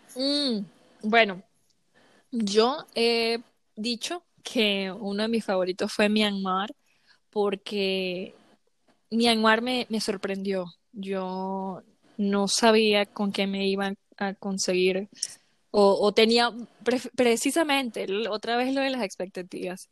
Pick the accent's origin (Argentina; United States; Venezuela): Venezuela; first language Spanish; aunque sigo siendo latina y me encanta el bochinche, como decimos en Venezuela